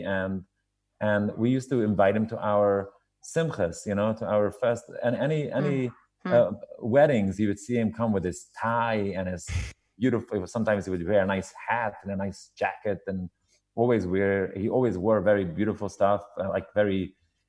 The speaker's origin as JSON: {"language": "English", "town": "New York City", "region": "New York", "country": "United States", "tie": "born or raised there", "said": "I grew up in Williamsburg"}